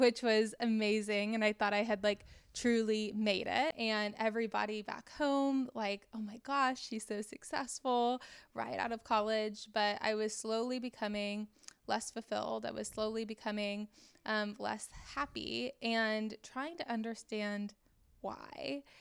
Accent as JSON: {"language": "English", "town": "Dallas", "region": "Texas", "country": "United States", "said": "I'm from Dallas originally"}